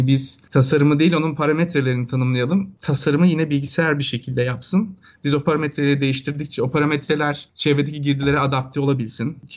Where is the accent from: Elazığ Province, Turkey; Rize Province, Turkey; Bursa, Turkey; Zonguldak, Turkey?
Bursa, Turkey; moved away as an adult; also born or lived in Istanbul; now in United States; Ben aslen Bursalıyım.